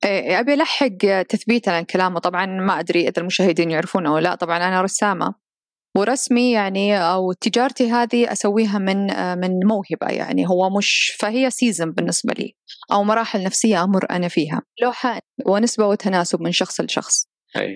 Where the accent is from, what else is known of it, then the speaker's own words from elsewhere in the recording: Saudi Arabia; أنا ك كسعودية وعايشة في هذا البلد